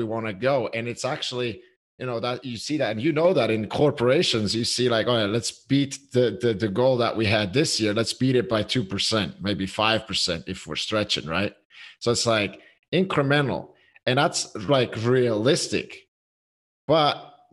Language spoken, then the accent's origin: English; Switzerland; I'm from Switzerland